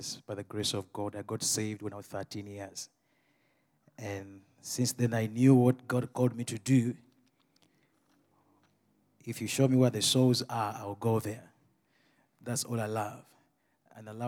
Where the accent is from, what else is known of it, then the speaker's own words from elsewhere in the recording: Uganda; I come from Uganda